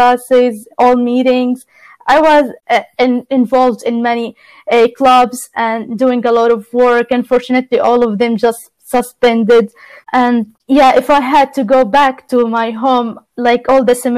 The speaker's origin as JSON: {"language": "English", "town": "Gaza City", "region": "Gaza Strip", "country": "Palestine", "moved": "as an adult", "lives_now": "Evansville, United States", "said": "I'm from Palestine, Gaza City."}